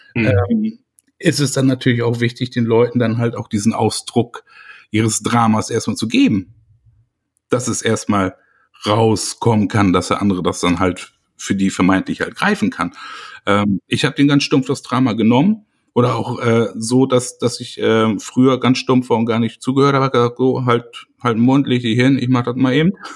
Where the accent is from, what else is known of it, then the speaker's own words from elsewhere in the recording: Germany; bei uns in Deutschland